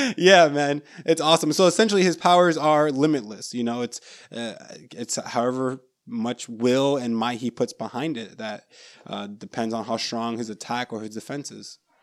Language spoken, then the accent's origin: English; Orlando, Florida, United States; we're from Florida, Central Florida, Orlando area